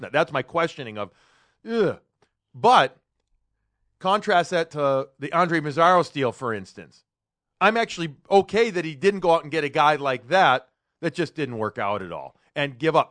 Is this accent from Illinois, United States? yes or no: yes; Chicago, Illinois, United States; now in Boston, United States; I grew up in Chicago